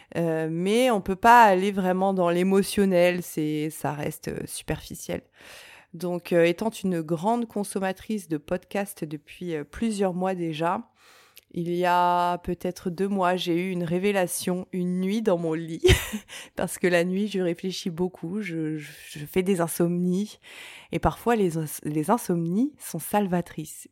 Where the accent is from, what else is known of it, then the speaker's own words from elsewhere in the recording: Reims, Grand Est, France; je viens de Reims